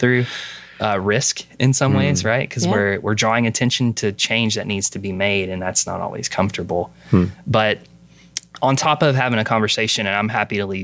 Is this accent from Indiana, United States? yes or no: no; Western Kentucky, United States; now in Pennsylvania, United States; I grew up in Western Kentucky